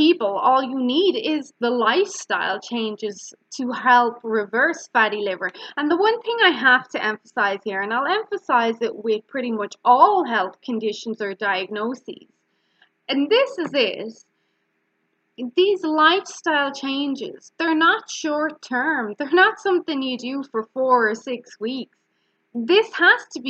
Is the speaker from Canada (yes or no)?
no; Ireland; I'm Irish and we pronounce our words quite harsh